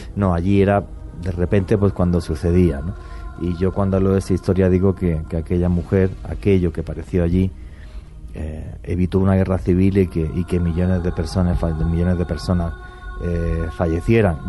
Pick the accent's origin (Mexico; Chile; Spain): Spain; mi país